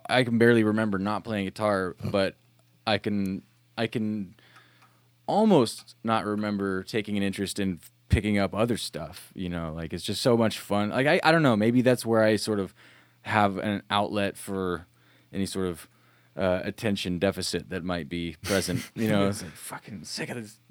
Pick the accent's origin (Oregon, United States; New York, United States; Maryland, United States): Oregon, United States; Dallas; also born or lived in McMinnville, Oregon / Perrydale, Oregon; now in Portland, United States; I grew up there, and then Dallas eventually